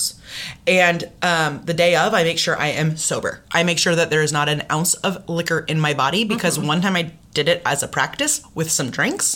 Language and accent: English; Renton, Washington, United States; I'm from Renton